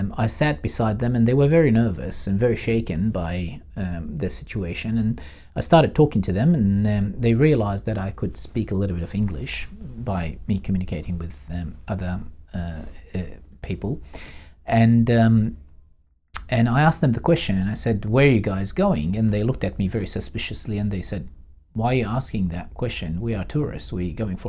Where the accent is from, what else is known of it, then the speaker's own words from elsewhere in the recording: Baghdad, Baghdad Governorate, Iraq; moved away as an adult; now in Australia; we're from Baghdad.